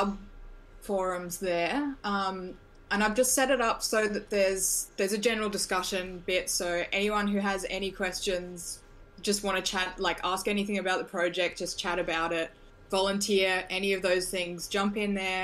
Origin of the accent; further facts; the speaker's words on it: Australia; I'm from Australia